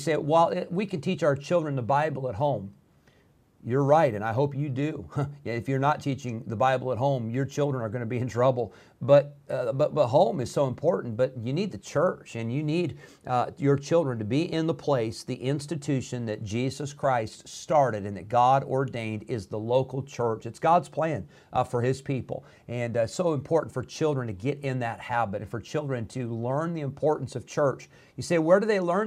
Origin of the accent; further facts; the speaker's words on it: Illinois, United States; moved away; When I was growing up in Illinois